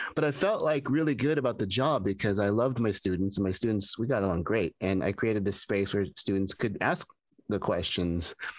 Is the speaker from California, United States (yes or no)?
yes; Pasadena, California, United States; when I grew up here in Pasadena